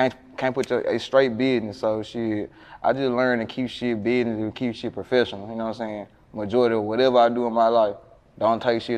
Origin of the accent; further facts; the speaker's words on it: Memphis, Tennessee, United States; I was born in the Haven.